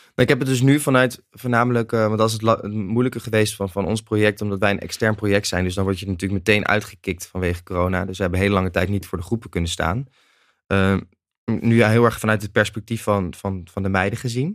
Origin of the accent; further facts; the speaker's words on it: Nijmegen, Gelderland, Netherlands; Ik kom uit Nijmegen en ik ging ook in Nijmegen studeren in het eerste jaar